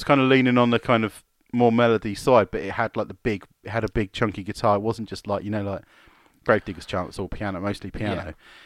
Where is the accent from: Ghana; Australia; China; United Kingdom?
United Kingdom; England; I'm too English